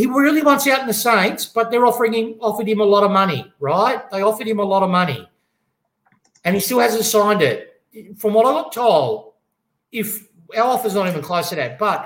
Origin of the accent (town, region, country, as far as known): Melbourne, Victoria, Australia